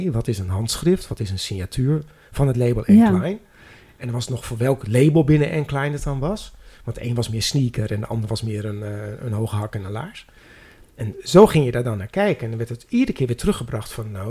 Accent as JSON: {"language": "Dutch", "town": "Amsterdam", "region": "North Holland", "country": "Netherlands", "said": "Ik zeg, nou, ik kom uit Amsterdam."}